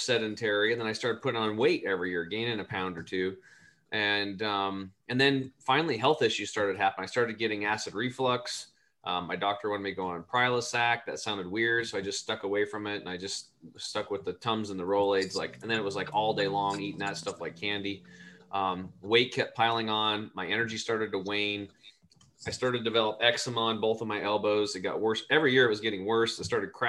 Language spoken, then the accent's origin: English; Eastern Oregon, United States; I grew up over in Eastern Oregon in a small cattle and hay farm